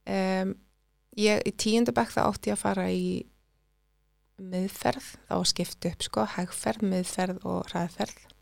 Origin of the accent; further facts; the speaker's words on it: Iceland; first language Swedish; Icelandic is a second language; also born or lived in Sweden; Þegar ég kom heim, fimm ára, ég talaði ekki eitt orði í íslensku ég, ég skildana mm. en ég talaði ekki neina íslensku